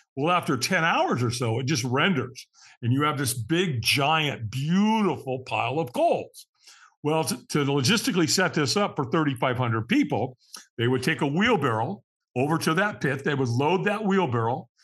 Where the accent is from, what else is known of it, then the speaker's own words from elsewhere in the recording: Los Angeles, California, United States; I was born in Hollywood, California